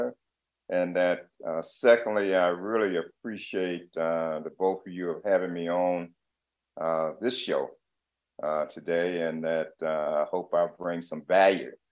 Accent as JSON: {"language": "English", "town": "LaGrange", "region": "North Carolina", "country": "United States", "tie": "born or raised there", "also_born_or_lived": "Raleigh, North Carolina / Montclair, New Jersey / New York City", "moved": "as an adult", "said": "African-American, born and raised in LaGrange, North Carolina"}